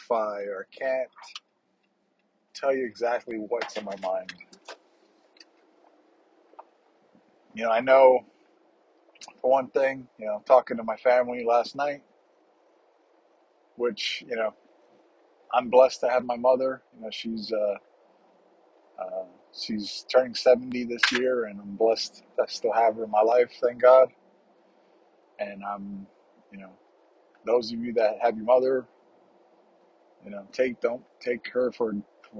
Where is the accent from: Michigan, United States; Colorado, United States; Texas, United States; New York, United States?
New York, United States; moved away as an adult; I grew up in Harlem